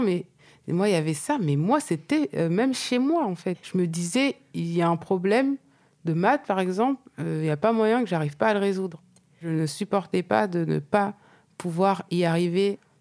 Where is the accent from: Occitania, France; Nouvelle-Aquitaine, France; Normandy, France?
Normandy, France; je viens de Normandie.